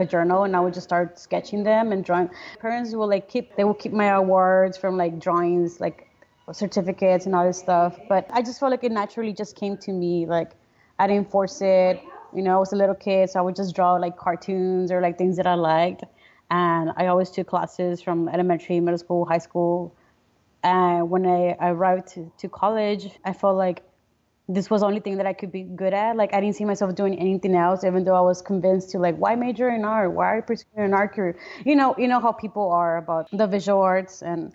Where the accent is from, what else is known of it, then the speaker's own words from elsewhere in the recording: Brownsville, Texas, United States; also born or lived in Matamoros, Mexico; I was born and raised here in Brownsville, Texas